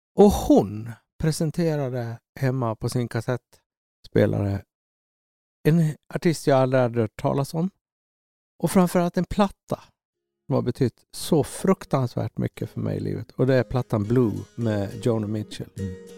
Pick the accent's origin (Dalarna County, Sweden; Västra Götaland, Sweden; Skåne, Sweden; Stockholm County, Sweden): Dalarna County, Sweden; Orsa; moved away as an adult; also born or lived in Gothenburg; när jag växte upp i Orsa